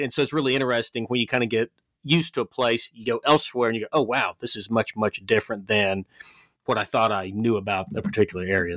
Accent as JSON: {"language": "English", "town": "Memphis", "region": "Tennessee", "country": "United States", "tie": "born or raised there", "moved": "as an adult", "lives_now": "Montana, United States", "said": "growing up in Memphis"}